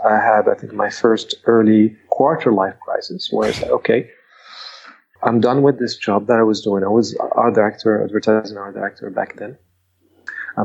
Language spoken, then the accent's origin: English; Rabat, Rabat-Salé-Kénitra, Morocco; moved away as an adult; also born or lived in Sweden; now in Bali, Indonesia; I grew up in Morocco. I spent most of my years there